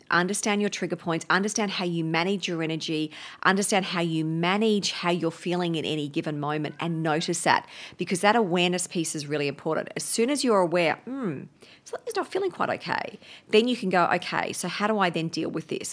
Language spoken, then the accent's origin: English; Brisbane, Queensland, Australia; I grew up up in Brisbane